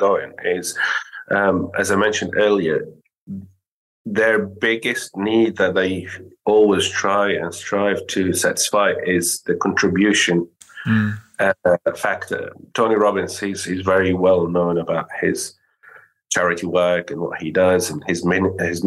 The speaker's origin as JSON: {"language": "English", "country": "Syria", "moved": "yes", "said": "I'm from Syria originally"}